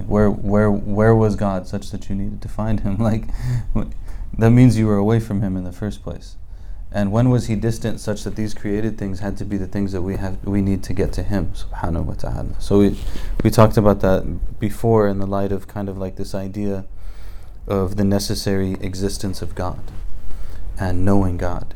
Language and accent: English; United States; I'm from America